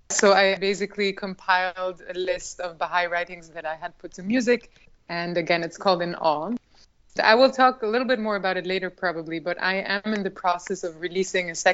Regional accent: Albania; so yes, growing up in Albania in that kind of environment was something that I very much cherish

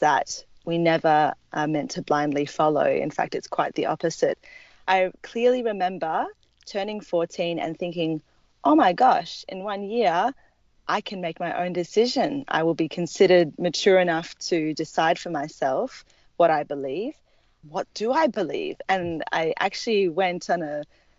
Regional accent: Perth, Western Australia, Australia; I grew up in Perth, Western Australia

